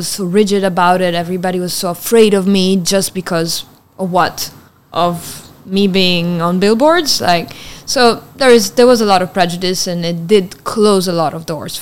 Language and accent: English; Italian part of Switzerland, Ticino, Switzerland; first language Italian; English is a second language; I grew up on the border between Switzerland and Italy, close to Milan